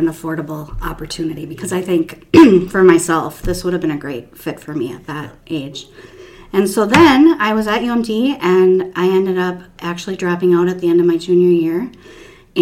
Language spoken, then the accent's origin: English; Minnesota, United States; also born or lived in Duluth, Minnesota / Burnsville, Minnesota / Marshall, Minnesota; I am a born and raised Minnesota girl.